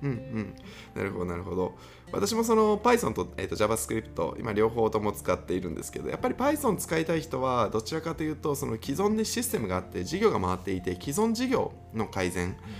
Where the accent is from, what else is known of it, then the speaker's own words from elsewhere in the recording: Kansai, Japan; 僕関西組